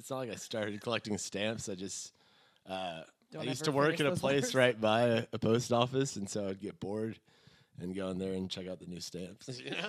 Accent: Rockwall, Texas, United States; also born or lived in Nebraska; we came back after a few of those Nebraska winters when I was in kindergarten, basically, and lived here. It was in a suburb outside of Dallas

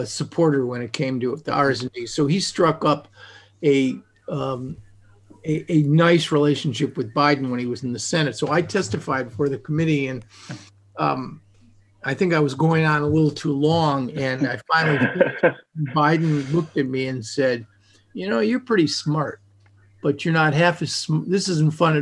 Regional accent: United States; as an American Jew, I mean, I'm not a religious person, but as an American Jew

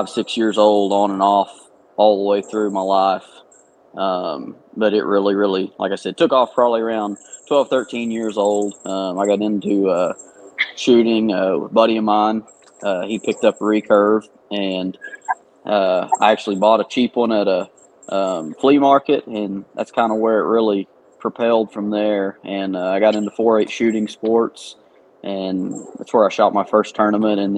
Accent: Sulphur, Oklahoma, United States; I'm from Sulphur, Oklahoma, born and raised here

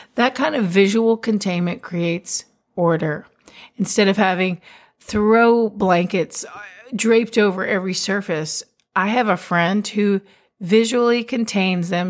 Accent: Texas, United States; I'm a Texan

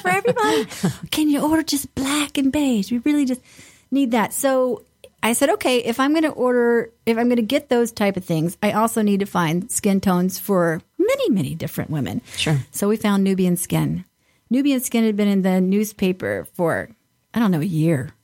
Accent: the South, United States; now in Detroit, United States; I grew up in the South and, and at the beach

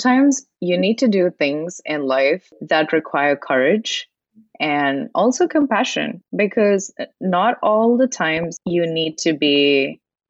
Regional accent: India; moved away; I was born in India and I was raised in an environment where the exposure was completely different versus what I have right now

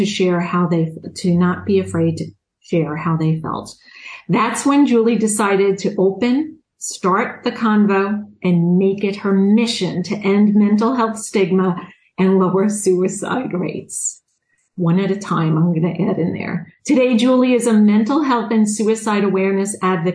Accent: Long Island, New York, United States; accent: Long Island; I'm from New York. I'm guessing you can hear my Long Island accent.

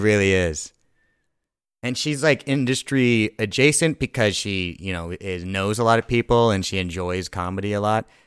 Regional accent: Thousand Oaks, California, United States; I grew up in Thousand Oaks

